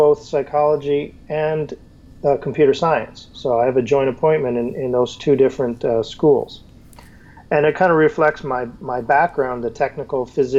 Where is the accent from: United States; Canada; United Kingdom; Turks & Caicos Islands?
Canada; I'm Canadian. I was born in Montreal and grew up all across Canada.